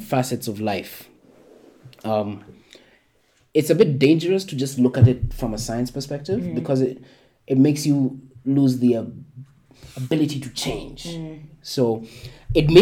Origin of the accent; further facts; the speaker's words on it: Kenya; I'm not from Chicago. I'm from some random place up in Kenya.